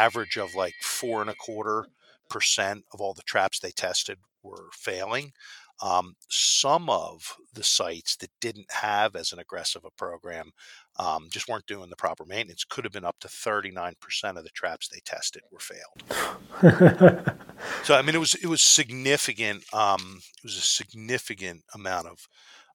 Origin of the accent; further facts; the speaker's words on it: Philadelphia, Pennsylvania, United States; I'm from Philly. That's why I say water, I'm not from New York